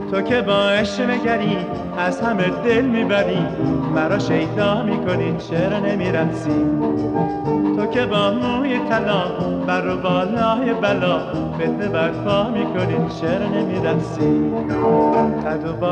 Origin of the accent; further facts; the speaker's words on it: Tehran, Tehran Province, Iran; born there; من در همون نوزده خرداد 1328 در خیابان شهرستانی در میدان نزدیک میدان فوزی به دنیا آمدم